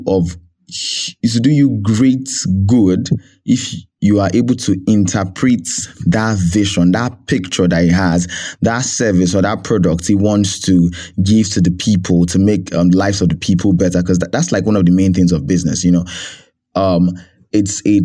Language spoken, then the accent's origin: English; Nigeria; I'm Nigerian at heart